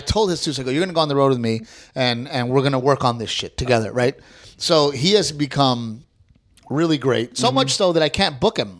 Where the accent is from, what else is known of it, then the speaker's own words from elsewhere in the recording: Corpus Christi, Texas, United States; moved away; So I- you know, I grew up in Texas. I, Right. grew, up, I grew up very country